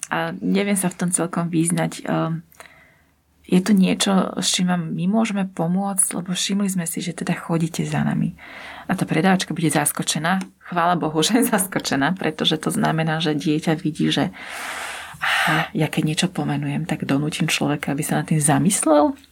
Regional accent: Bratislava, Bratislava Region, Slovakia; ja teda pochádzam z Bratislavy, ale dva a pol roka som pracovala v takom menšom okresnom meste.

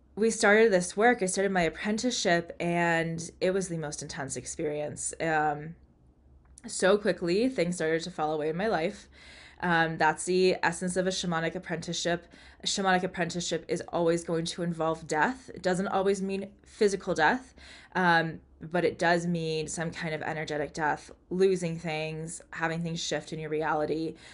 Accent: United States; I'm American but I'm not Native American

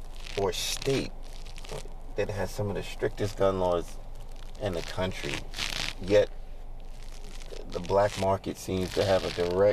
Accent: New York City, New York, United States; Growing up in Brooklyn, that part of East New York was no man's land.

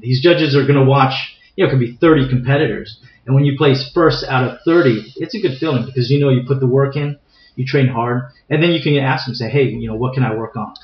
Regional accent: San Diego, California, United States; I'm native uh, to San Diego. I was uh, born and raised in San Diego. Actually, uh, grew up in a community uh, called Mira Mesa

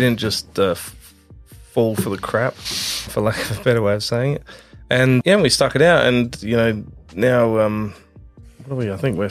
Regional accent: Adelaide, South Australia, Australia; We were in North Haven. We grew up in North Haven.

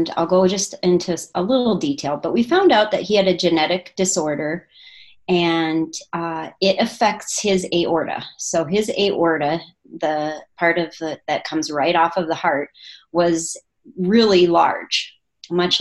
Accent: small town in northern Minnesota, United States; moved away as an adult; also born or lived in Michigan; now in Oregon, United States; that was my hometown that we moved

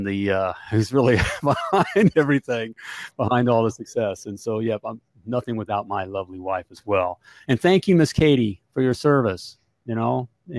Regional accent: Winter Park, Florida, United States; I grew up in Winter Park, Florida

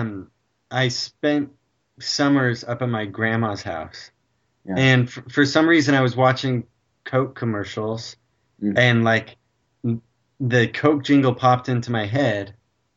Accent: Utah, United States; Dude, I grew up in Utah, so I remember Leatherbys

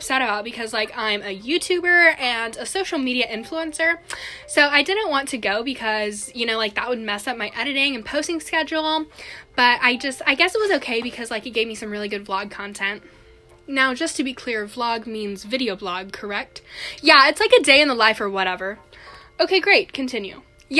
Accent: California, United States; Yeah, so, like, I'm from California, like she just said, and so, like, I was in New Jersey because we, went to go visit my family or whatever

